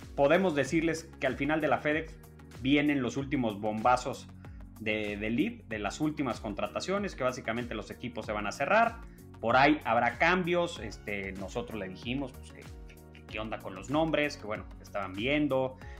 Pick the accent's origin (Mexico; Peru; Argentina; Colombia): Mexico; Somos los mexicanos aquellos que te dieron lata